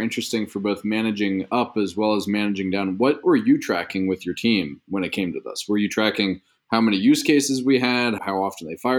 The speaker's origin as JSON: {"language": "English", "region": "East Coast", "country": "United States", "tie": "born or raised there", "moved": "yes", "lives_now": "California, United States", "said": "I grew up on the East Coast."}